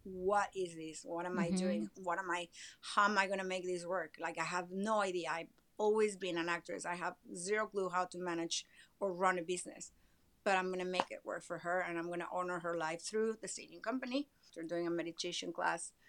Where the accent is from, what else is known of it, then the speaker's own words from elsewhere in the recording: Mexico City, Mexico; moved away as an adult; also born or lived in Miami, United States; now in Los Angeles, United States; I'm Mexican. I was born and raised in Mexico City